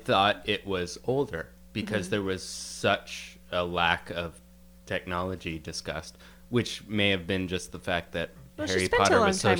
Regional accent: Canada; we're Canadian here

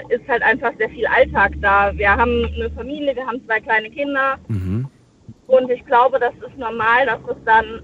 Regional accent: Rhineland-Palatinate, Germany; Ähm, aus dem schönen Westerwald.

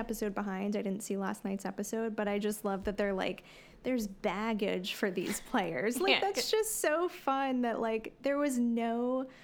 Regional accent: New Jersey, United States; I'm from Jersey.

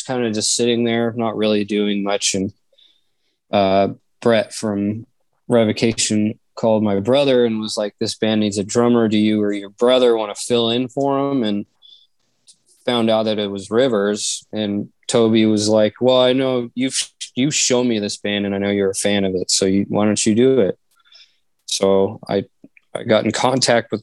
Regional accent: Reno, Nevada, United States; also born or lived in Las Vegas, Nevada; I moved back to Reno from Vegas

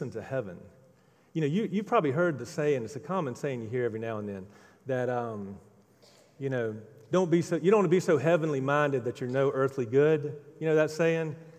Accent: Mississippi, United States; moved away as an adult; also born or lived in Winston-Salem, North Carolina; Growing up in Mississippi, my dad owned a dry cleaners

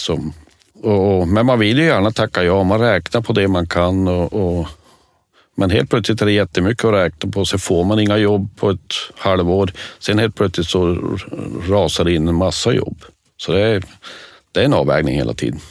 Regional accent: Norrbotten County, Sweden; jag är norrbottning

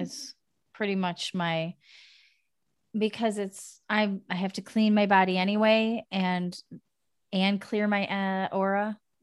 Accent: United States; moved away as an adult; now in Netherlands; living in a foreign country, as an American

